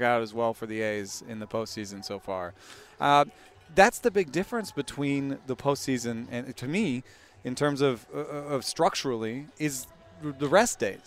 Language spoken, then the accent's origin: English; Atlanta, Georgia, United States; moved away; I grew up in Atlanta.